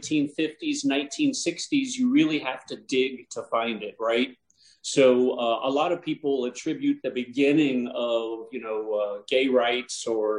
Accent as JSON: {"language": "English", "region": "Ohio", "country": "United States", "moved": "yes", "said": "I'm originally from Ohio"}